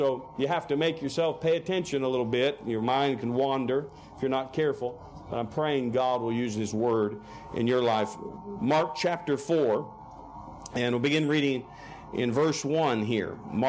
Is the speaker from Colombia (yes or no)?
no; Canada; also born or lived in Oklahoma City, United States; I grew up in Canada. You wouldn't know it. My parents were missionaries in Canada. And I was born in Oklahoma City, but grew up there from age 4.